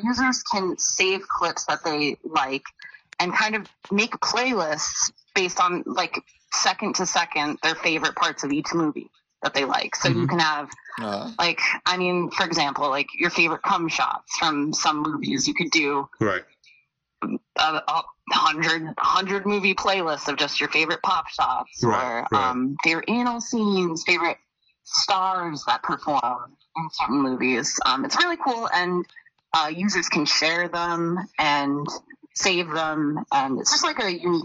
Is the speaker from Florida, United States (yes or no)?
no; Philadelphia, Pennsylvania, United States; I'm from Philly